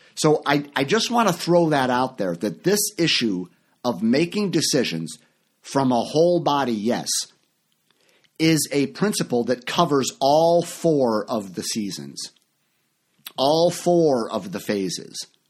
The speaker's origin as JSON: {"language": "English", "town": "Chicago", "region": "Illinois", "country": "United States", "tie": "born or raised there", "also_born_or_lived": "Orlando, Florida", "moved": "as an adult", "said": "I live in Chicago now. This is my hometown. I'm back here. I, I lived for many years in Florida."}